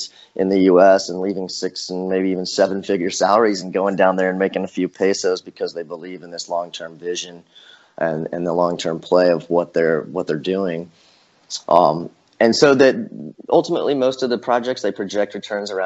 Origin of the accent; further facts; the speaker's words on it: Ozark Mountains, Missouri, United States; also born or lived in Joplin, Missouri / Springfield, Missouri; I'm from the Ozark Mountains